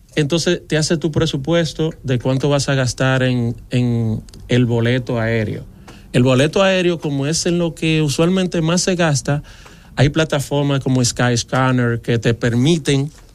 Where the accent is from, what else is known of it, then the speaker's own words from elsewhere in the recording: Dominican Republic; yo, un dominicano